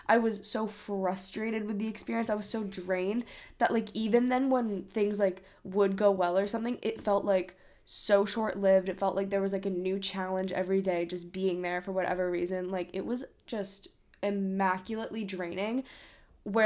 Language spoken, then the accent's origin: English; Hong Kong; moved away; We grew up in Hong Kong